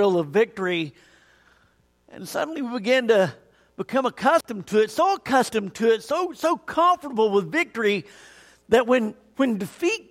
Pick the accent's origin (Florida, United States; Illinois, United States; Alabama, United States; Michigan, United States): Alabama, United States; Tuscaloosa; also born or lived in Auburn, Alabama; I grew up in Tuscaloosa